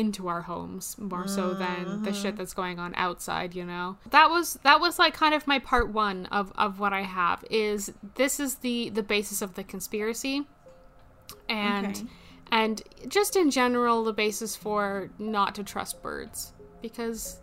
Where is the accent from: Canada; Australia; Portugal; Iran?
Canada; We are Canadian